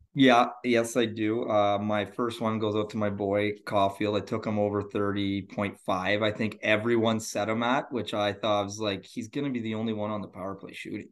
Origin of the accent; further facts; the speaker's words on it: Northern Ontario, Canada; also born or lived in Sudbury, Ontario; I am from Ontario, Canada, Northern Ontario, so north of, uh, Toronto.